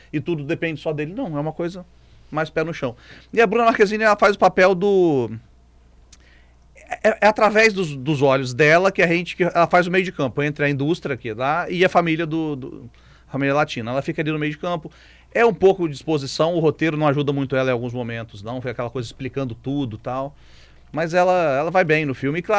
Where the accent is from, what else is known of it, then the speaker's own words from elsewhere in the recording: Brazil; Sou brasileiro